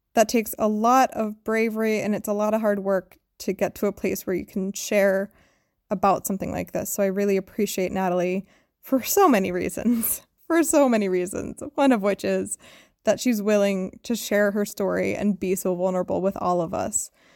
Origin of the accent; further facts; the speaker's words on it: United States; moved away; as an American